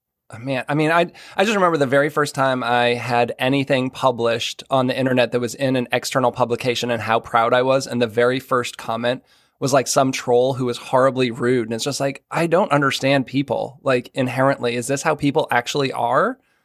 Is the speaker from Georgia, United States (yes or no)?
no; Boston, Massachusetts, United States; now in Maryland, United States; which I am from the Boston area, so I didn't grow up with any of that. But now I live in Maryland